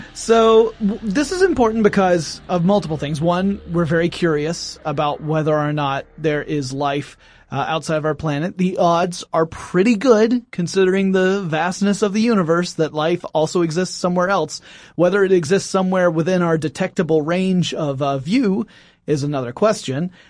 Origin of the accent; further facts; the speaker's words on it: Oakwood, Georgia, United States; outside of Oakwood, Georgia, which is where I grew up